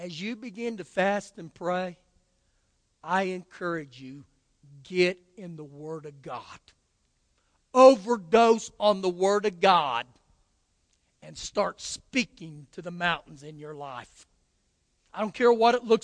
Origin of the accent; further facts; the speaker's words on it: United States; as an American